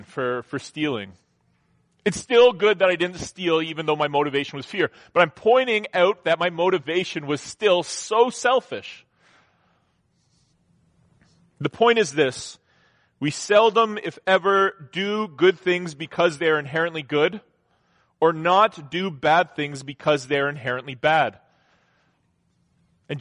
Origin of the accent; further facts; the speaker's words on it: Southern Ontario, Canada; growing up in Southern Ontario, I mean, I worked from when I was in like grade